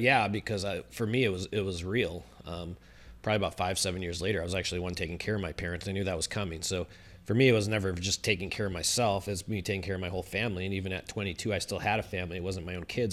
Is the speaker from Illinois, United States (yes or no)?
yes; Chicago, Illinois, United States; born and raised in Chicago